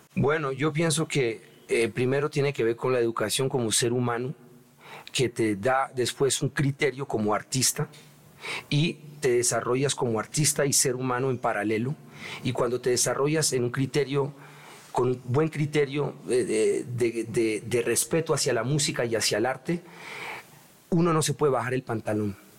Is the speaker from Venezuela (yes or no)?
no; Colombia; moved away; also born or lived in Europe / New York; me gusta estar en mi tierrita. Yo viví mucho tiempo afuera de Colombia